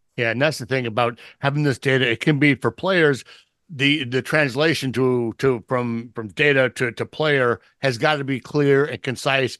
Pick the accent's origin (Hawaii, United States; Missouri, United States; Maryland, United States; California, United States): California, United States; San Diego; this is my hometown, this is my hometown team